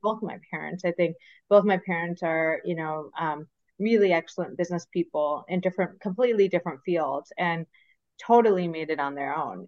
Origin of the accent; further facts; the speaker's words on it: Michigan, United States; moved away as an adult; also born or lived in Philadelphia / New York; I grew up in Michigan, so born and raised in Michigan